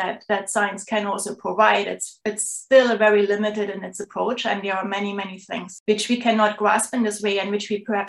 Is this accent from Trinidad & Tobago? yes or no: no; Leipzig, Saxony, Germany; moved away as an adult; now in St. John's, Canada; I'm originally from Germany. So that's where everything started. I was born in Leipzig, which is a city in the eastern part of Germany, south of Berlin